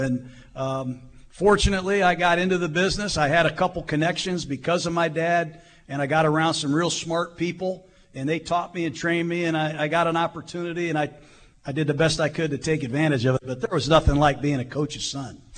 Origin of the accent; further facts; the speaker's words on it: Tampa, Florida, United States; moved away; I grew up in Tampa